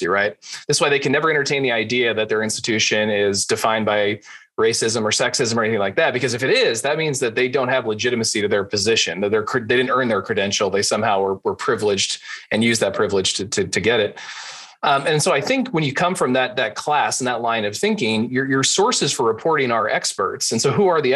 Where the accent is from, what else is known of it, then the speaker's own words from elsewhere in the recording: the Bay Area, California, United States; I was born in 1983 in the Bay Area. I moved out to the Bay Area, but 1983, I was in the Bay Area growing up